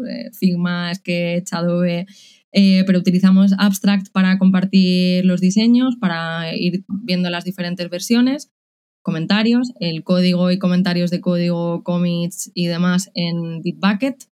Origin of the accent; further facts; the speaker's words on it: Madrid, Community of Madrid, Spain; moved away as an adult; also born or lived in Czech Republic; now in Córdoba, Spain; soy madrileña, pero después de ocho años viviendo en el extranjero quería volver a España